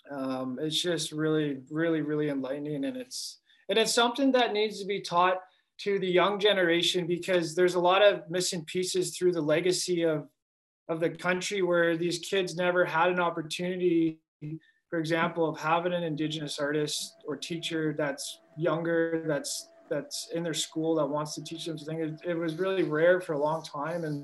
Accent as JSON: {"language": "English", "town": "Toronto", "region": "Ontario", "country": "Canada", "tie": "born or raised there", "said": "Toronto, where I grew up in Ontario."}